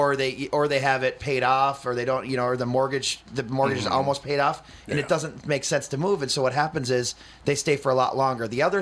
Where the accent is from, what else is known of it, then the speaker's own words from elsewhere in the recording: Fridley, Minnesota, United States; Like, I mean, I'm from Fridley and you know, we had a 1400 square foot house for five of us and we made it work.